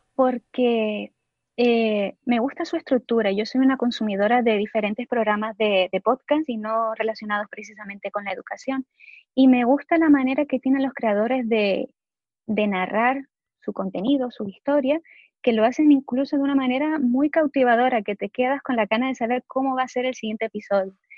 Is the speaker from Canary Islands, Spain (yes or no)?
yes; Gran Canaria, Canary Islands, Spain; moved away as an adult; now in Netherlands; yo soy de Gran Canaria, aunque ahora mismo estoy viviendo en los Países Bajos